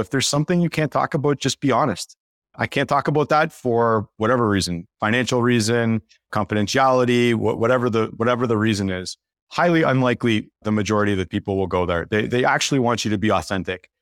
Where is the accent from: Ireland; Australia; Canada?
Canada; the token Canadian on the team